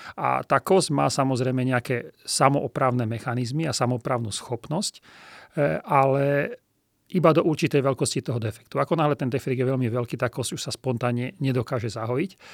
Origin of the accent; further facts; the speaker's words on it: Trenčín, Trenčín Region, Slovakia; also born or lived in Bratislava / Germany; v Trenčíne, čo je mimochodom moje rodné mesto